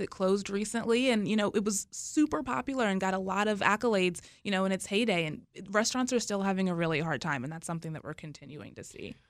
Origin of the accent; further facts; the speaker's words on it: Charlotte, North Carolina, United States; now in Washington, United States; my hometown, Charlotte